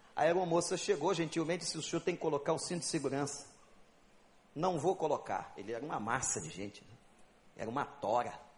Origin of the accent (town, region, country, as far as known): Brazil